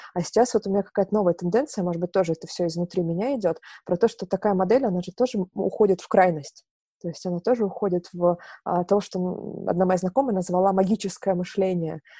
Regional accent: Novorossiysk, Krasnodar Krai, Russia; now in Moscow, Russia; я сама э, с юга, я родилась в Новороссийске, это э, юг Черное море, Краснодарский край. Вот, и когда я переехала в Москву

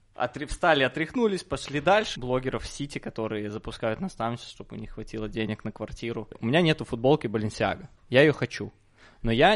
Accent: Minsk, Belarus; Я из Минска

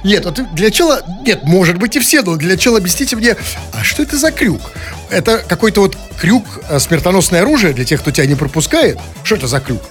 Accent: Saint Petersburg, Russia; мы петербуржцы

